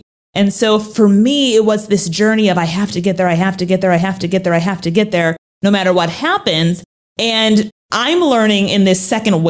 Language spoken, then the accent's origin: English; Minnesota, United States; accent: Minnesota; So let me give you the 411 on my life growing up. I'm from Minnesota. Yes, I used to have an accent. I used to say, oh yeah, don't you know Minnesota?